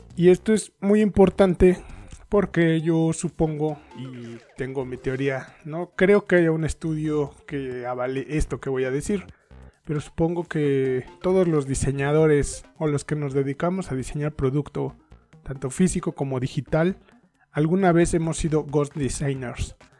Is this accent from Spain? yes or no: no; Mexico; Soy mexicano